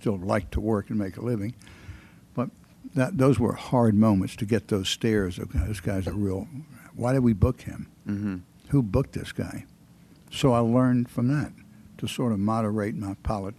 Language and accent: English; Greensboro, North Carolina, United States; now in Atlanta, United States; I'm born there and a native.